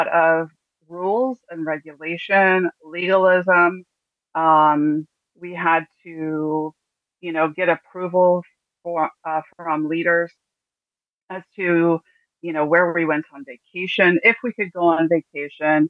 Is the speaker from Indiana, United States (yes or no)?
yes; Martinsville, Indiana, United States; I was born in Indianapolis, Indiana. I spent most of my life being raised in a small town. At the time, it was about 6,000 people large. Called Bartersville, Indiana